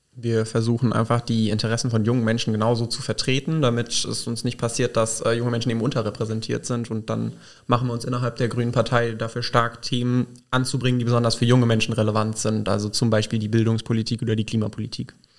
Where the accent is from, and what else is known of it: Burgschwalbach, Rhineland-Palatinate, Germany